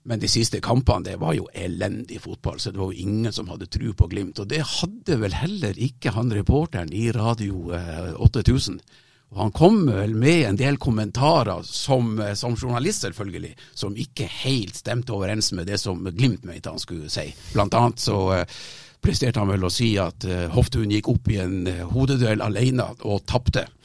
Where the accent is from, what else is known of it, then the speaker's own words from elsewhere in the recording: Southwestern Norway, Norway; Jeg er egentlig fra Sør-Vestlandet.